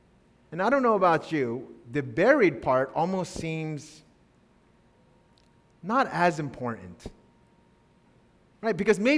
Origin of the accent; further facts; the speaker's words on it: Tanzania; I grew up in Tanzania, or at least 6 years of my life.